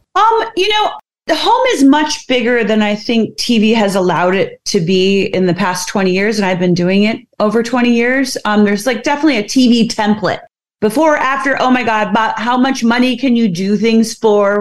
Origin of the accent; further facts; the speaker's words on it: Midwest, United States; I am from the Midwest